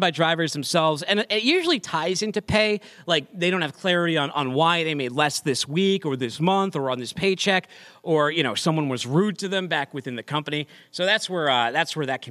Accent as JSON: {"language": "English", "town": "Boston", "region": "Massachusetts", "country": "United States", "accent": "Boston", "said": "my Boston accent"}